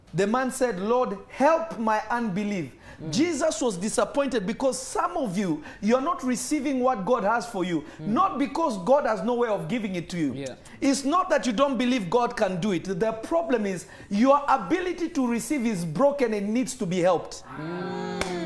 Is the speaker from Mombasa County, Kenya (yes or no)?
no; Nairobi, Kenya; now in United States; I remember when I was growing up in Nairobi, Kenya. I'm not Kenyan, but I grew up in Kenya.